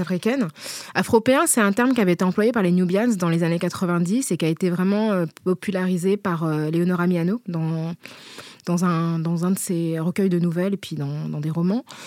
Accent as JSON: {"language": "French", "town": "Paris", "region": "Île-de-France", "country": "France", "tie": "born or raised there", "also_born_or_lived": "La Courneuve", "said": "je suis née euh, à Paris, où j'ai grandi et où j'ai euh, toujours vécu"}